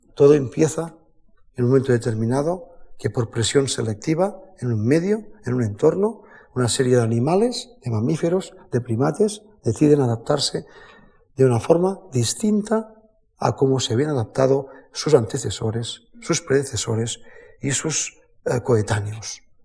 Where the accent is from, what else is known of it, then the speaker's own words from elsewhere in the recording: the Pyrenees, Spain; Yo soy nacido en el Pirineo